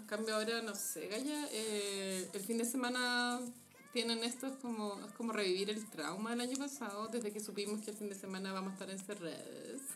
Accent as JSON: {"language": "Spanish", "country": "Chile", "said": "como chileno"}